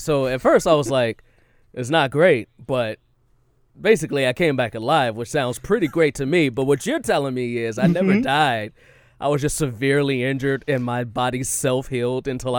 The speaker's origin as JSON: {"language": "English", "region": "Texas", "country": "United States", "said": "I know we're from Texas, but I know what a sticky bomb looks like"}